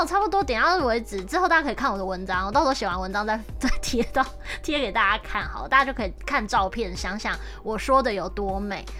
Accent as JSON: {"language": "Chinese", "country": "Taiwan", "moved": "yes", "lives_now": "Japan", "said": "我们身为台湾人"}